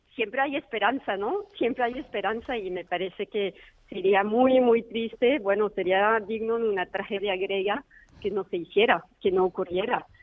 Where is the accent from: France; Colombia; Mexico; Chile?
France; hablo como francesa